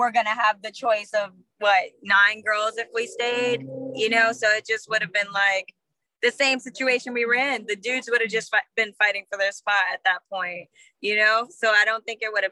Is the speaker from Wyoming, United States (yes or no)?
no; Houston, Texas, United States; We're from Houston